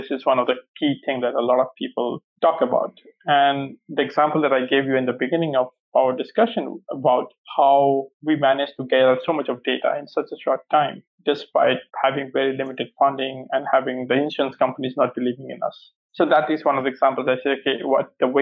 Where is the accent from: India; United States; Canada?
India; moved away; also born or lived in Cambridge; growing up in India